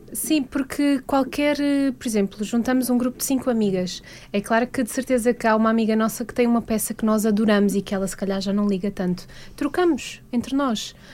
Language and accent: Portuguese; Lisbon, Portugal; eu sou de Lisboa